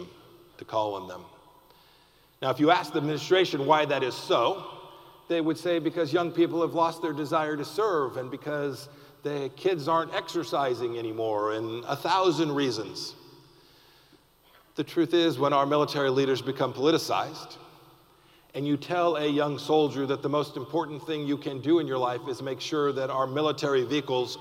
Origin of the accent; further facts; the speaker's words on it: Kansas, United States; I'm from Kansas